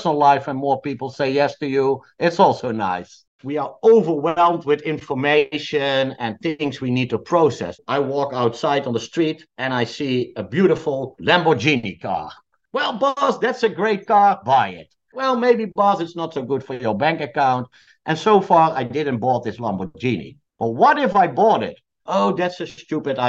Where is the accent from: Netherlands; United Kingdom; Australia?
Netherlands; I come from the Netherlands